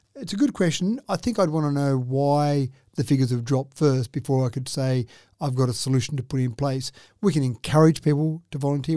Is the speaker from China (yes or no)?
no; Dubbo, New South Wales, Australia; Growing up in Dubbo